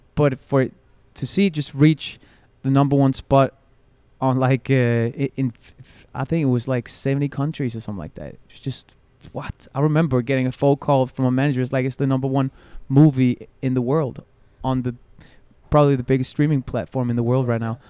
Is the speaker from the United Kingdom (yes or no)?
no; Copenhagen, Capital Region of Denmark, Denmark; I'm born and raised in Copenhagen